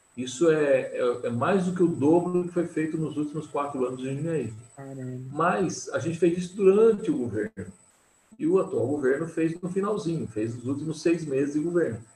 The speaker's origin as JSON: {"language": "Portuguese", "town": "Jundiaí", "region": "São Paulo", "country": "Brazil", "tie": "born or raised there", "said": "E sou jundiaense, nasci aqui, sempre vivi aqui, nunca mudei daqui"}